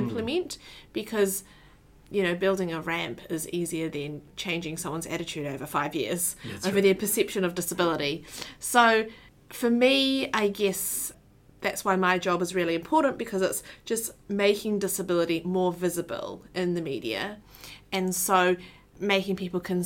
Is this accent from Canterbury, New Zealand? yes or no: no; Auckland, New Zealand; So I was born and raised in Tamaki Makaurau in New Zealand.